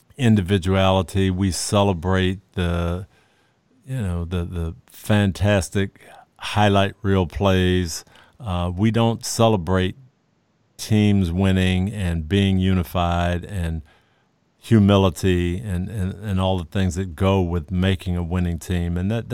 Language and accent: English; Michigan, United States; And I go back to my days in growing up in Michigan and playing pickup basketball